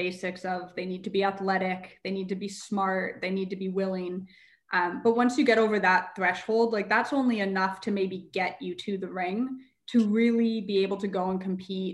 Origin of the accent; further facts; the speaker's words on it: Calgary, Alberta, Canada; I love Calgary. I'm so attached to my hometown.